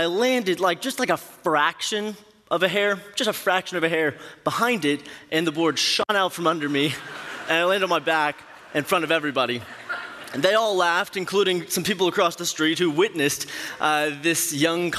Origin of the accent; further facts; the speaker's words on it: Katy, Texas, United States; moved away as an adult; also born or lived in Stillwater, Oklahoma; I'm from the Houston area, graduated from Cinco Ranch High School in Katy